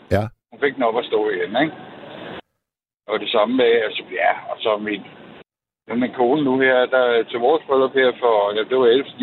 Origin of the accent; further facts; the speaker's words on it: Copenhagen, Capital Region of Denmark, Denmark; now in Jutland, Denmark; nu er jeg fra København, men jeg har boet i, i Jylland i 27 år.